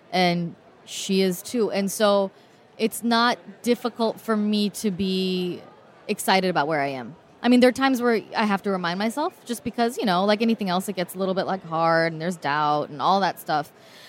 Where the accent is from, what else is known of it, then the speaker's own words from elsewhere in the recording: Oakland, California, United States; I grew up in Oakland.